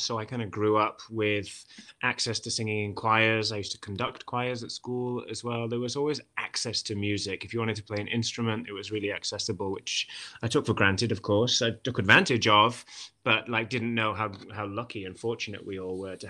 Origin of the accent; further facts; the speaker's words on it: Wales, United Kingdom; accent: Welsh; If I was to speak with a Welsh accent, it would be much more melodic and kind of really over-articulated like this. The consonants are really overpronounced. And so I've never really had that strong a Welsh accent.